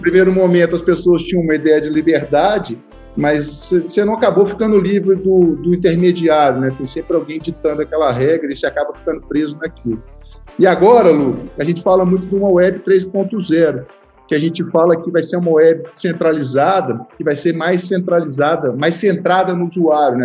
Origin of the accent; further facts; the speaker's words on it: Minas Gerais, Brazil; eu sou mineiro